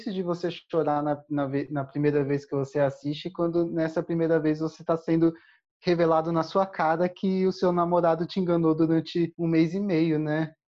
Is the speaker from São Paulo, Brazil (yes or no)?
yes; Jundiaí, São Paulo, Brazil; also born or lived in Viçosa, Brazil; Apesar de eu ter feito parte da ABU Viçosa na zona da Mata Mineira, eu sou de Jundiaí, São Paulo.